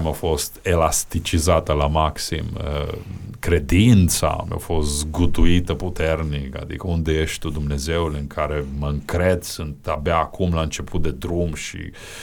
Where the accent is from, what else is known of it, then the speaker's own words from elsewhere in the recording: Romania; din România